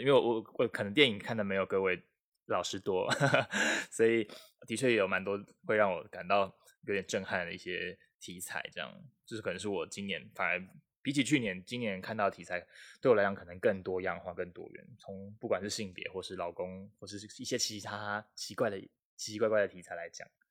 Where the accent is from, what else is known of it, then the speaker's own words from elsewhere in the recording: Taiwan; 我是台湾人